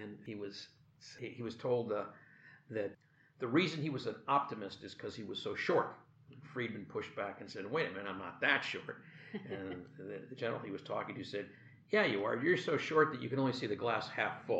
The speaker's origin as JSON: {"language": "English", "country": "Canada", "moved": "yes", "lives_now": "United States", "said": "I'm Canadian."}